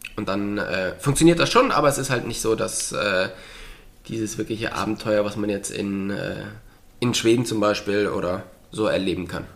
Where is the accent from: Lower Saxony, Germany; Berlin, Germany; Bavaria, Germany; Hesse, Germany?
Bavaria, Germany; Lichtenfels; bei uns in Lichtenfels, was ja nicht so weit von Bamberg weg ist